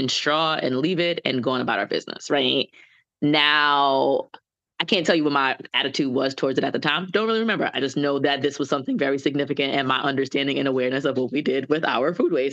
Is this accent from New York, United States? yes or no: yes; New York City, New York, United States; also born or lived in St. Thomas, U.S. Virgin Islands (family); I'm a Bronx native. I was born and raised in the Bronx, lived upstate for a little bit